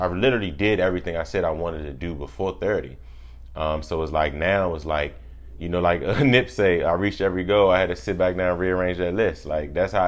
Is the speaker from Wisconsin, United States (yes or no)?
no; Washington, District of Columbia, United States; Born and raised in Washington, D.C., grew up in between Southeast and Northeast